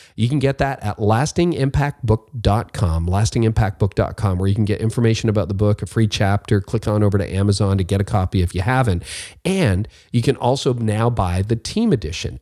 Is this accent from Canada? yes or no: yes; Canada; I'm a Canadian